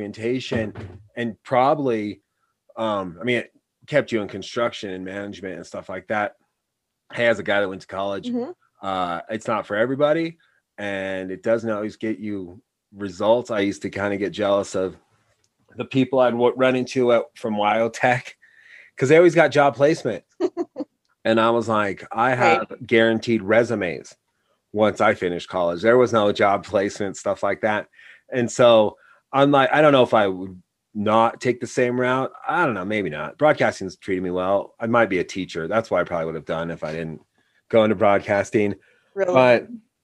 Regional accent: Wyoming, United States; also born or lived in New York; I was from Wyoming.

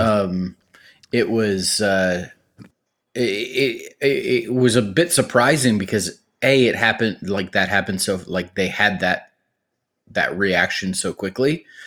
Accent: Cleveland, Ohio, United States; I was born and raised in Cleveland, Ohio.

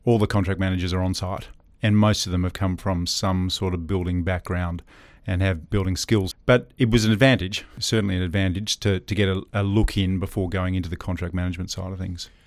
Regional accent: Perth, Western Australia, Australia; also born or lived in Auckland, New Zealand; so I'm a Perth boy. I was born and bred in Perth

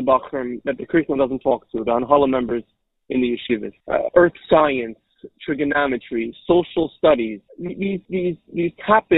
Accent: Cleveland Heights, Ohio, United States; moved away; I grew up in Cleveland, Ohio, Cleveland Heights, Ohio

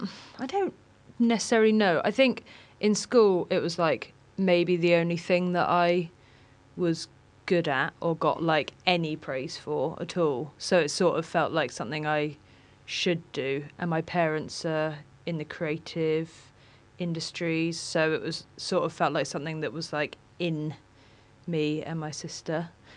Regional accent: Falmouth, South West England, United Kingdom; Yeah, I grew up in Falmouth, born in Cornwall. And, yeah, went to school there, was there, and then did my uni stint away as well. But came back.

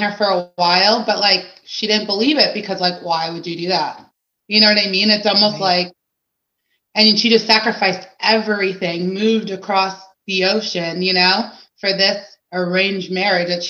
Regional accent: Fairfax County, Virginia, United States; I was actually born in Virginia, Fairfax County

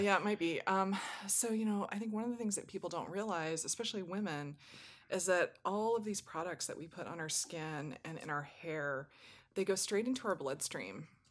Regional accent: Southwest, United States; I was born in the Southwest and raised in a very warm climate

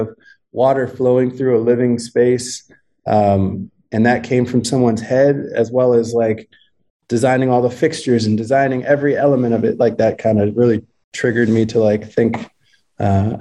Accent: Ohio, United States; moved away; I'm from Ohio

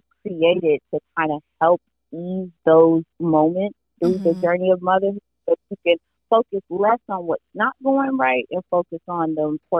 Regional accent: Miami-Dade County, Florida, United States; now in Jacksonville, United States; I am from Miami-Dade County. Always have to put that out there. But I currently live in Jacksonville, Florida

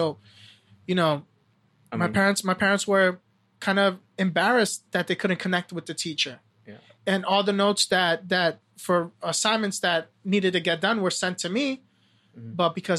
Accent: Brooklyn, New York, United States; born there; first language English; So I was born in Brooklyn, New York. English is my first language.

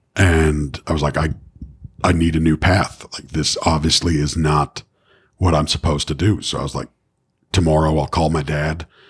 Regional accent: Toronto, Ontario, Canada; a girl I grew up with in Etobicoke

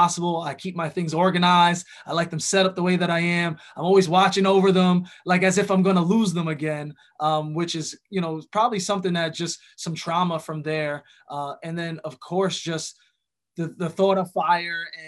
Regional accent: New York, United States; growing up in New York, you know, hip hop was a huge part of the culture

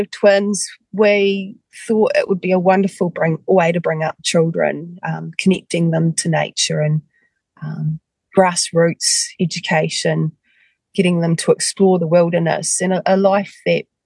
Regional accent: Westport, West Coast, New Zealand; I actually grew up on the west coast of the South Island, in Westport.

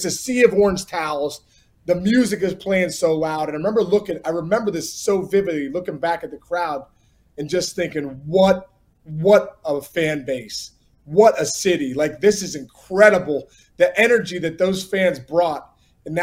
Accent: Upper St. Clair, Pennsylvania, United States; Growing up in Pittsburgh

